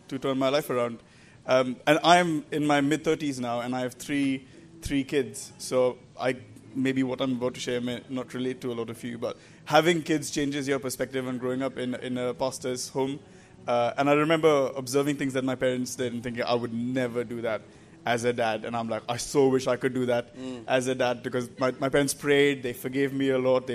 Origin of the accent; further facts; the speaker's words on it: India; accent: Indian; moved away as an adult; now in England; I grew up in India and moved to England about 10 years ago now, so that's why I speak with my still Indian accent.